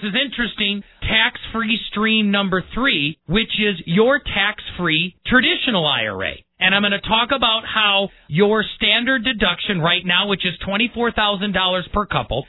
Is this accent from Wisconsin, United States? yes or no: yes; Milwaukee, Wisconsin, United States; moved away; I was born and raised in the Midwest, actually in Milwaukee